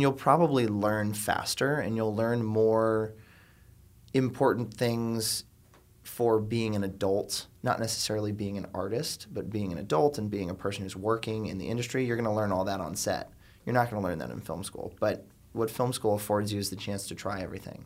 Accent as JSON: {"language": "English", "town": "Miami", "region": "Florida", "country": "United States", "moved": "as an adult", "lives_now": "New York, United States", "said": "am from South Florida originally. I'm from the suburbs outside of Miami"}